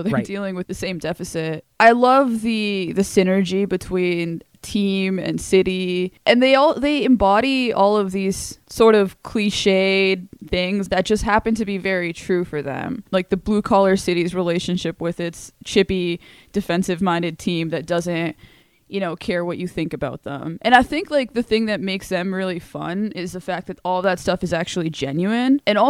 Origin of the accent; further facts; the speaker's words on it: South Carolina, United States; Like, just, you know, a stone's throw away from Kentucky, like, you know, growing up in South Carolina, and, you know, North Carolina basketball dominates and everything.